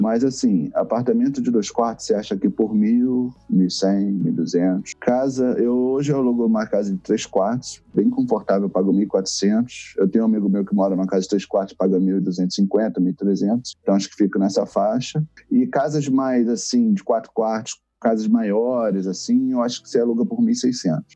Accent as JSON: {"language": "Portuguese", "region": "Rio de Janeiro", "country": "Brazil", "moved": "yes", "lives_now": "Toronto, Canada", "said": "eu vim do Rio"}